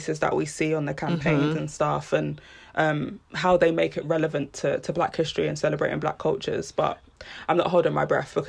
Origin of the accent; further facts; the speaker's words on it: United Kingdom; as a British Jamaican